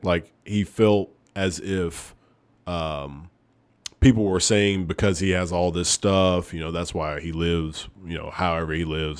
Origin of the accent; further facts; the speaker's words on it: Oneonta, Alabama, United States; moved away; I am from Oneonta, Alabama